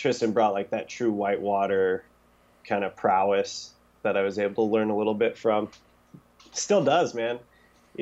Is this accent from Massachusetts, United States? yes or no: no; Grangeville, Idaho, United States; I was born in Grangeville, Idaho, at Mountain Syringa Hospital, 8 a.m.